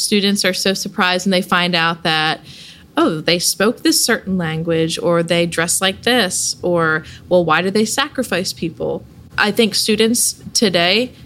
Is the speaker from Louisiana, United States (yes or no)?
no; Salisbury, Maryland, United States; I grew up right here in Salisbury, Maryland